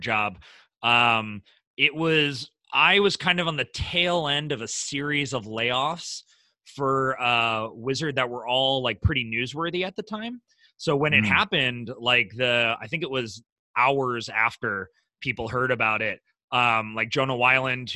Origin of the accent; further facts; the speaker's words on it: Midwest, United States; I'm from the Midwest